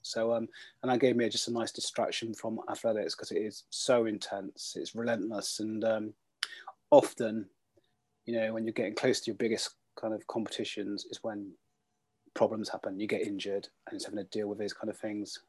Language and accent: English; Bath, South West England, United Kingdom; I grew up in Bath